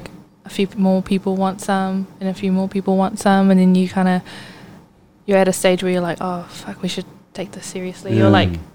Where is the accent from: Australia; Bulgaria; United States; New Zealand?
New Zealand; Auckland; from a small town called Monaco, or Clover Park. I went to school in Auckland Girls.